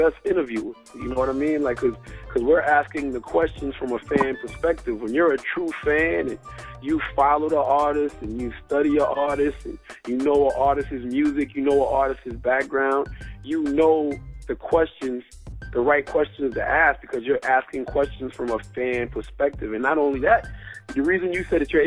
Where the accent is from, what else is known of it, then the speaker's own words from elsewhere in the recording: Moncks Corner, South Carolina, United States; moved away; also born or lived in Charleston, South Carolina; growing up in Mount Corner, South Carolina